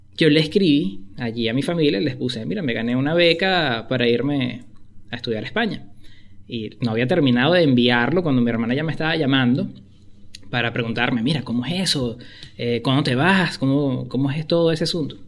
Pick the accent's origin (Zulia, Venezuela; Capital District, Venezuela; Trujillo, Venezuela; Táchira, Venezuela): Capital District, Venezuela; Caracas; moved away as an adult; also born or lived in Spain; now in Argentina; como buen caraqueño